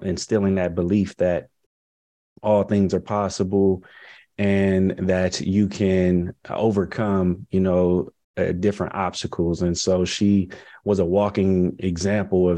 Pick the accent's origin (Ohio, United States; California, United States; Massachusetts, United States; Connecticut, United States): California, United States; Compton; moved away as an adult; also born or lived in Tuskegee, Alabama; my hometown growing up. I had a I Pledge Compton march